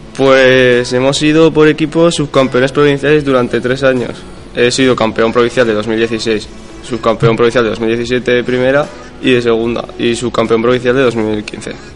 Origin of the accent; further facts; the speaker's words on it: Barbastro, Aragon, Spain; moved away as an adult; now in Monzón, Spain; aquí en Monzón llevo 13 años con mi familia, aunque soy de Barbastro